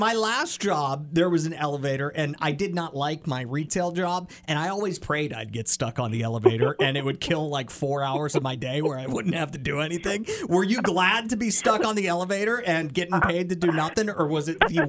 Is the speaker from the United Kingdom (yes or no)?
no; near Hershey Park, Pennsylvania, United States; in my hometown at the amusement park called Hershey Park.